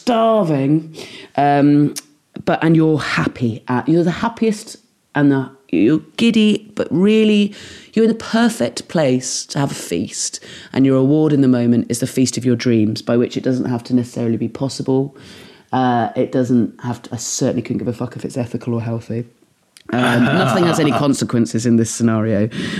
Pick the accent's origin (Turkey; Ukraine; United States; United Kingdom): United Kingdom; West Country, South West England; I'm from the West Country